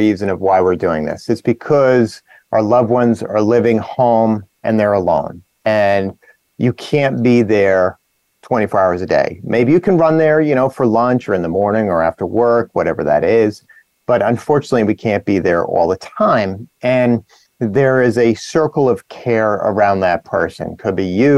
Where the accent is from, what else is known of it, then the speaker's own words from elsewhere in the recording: New Jersey, United States; I'm from New Jersey